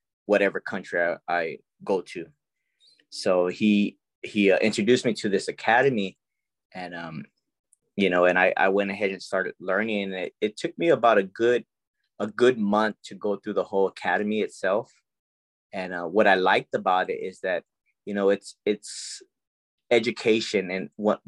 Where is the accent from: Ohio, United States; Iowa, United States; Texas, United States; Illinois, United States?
Texas, United States; San Antonio; I grew up in the West Side here in San Antonio, Texas